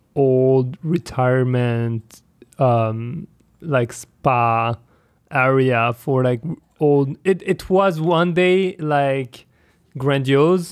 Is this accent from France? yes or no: yes; France; I'm from France